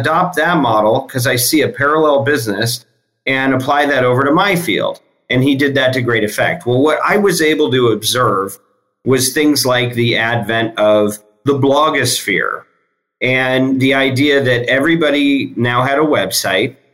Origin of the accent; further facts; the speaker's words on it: Michigan, United States; moved away as an adult; I grew up in Michigan. First half of my life was there.